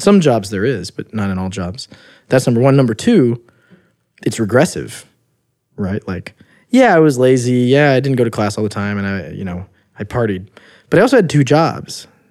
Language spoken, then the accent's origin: English; Midwest, United States; I'm from the Midwest, blue collar ba-, family